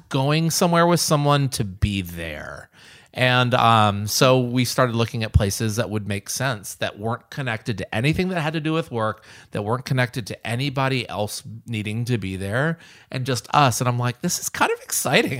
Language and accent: English; the South, United States; now in Nashville, United States; I grew up in the South